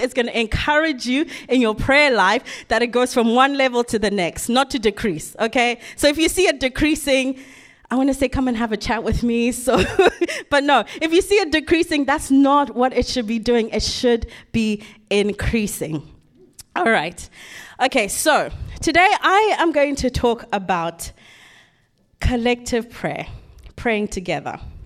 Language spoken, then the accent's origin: English; Zimbabwe; moved away; growing up in Zimbabwe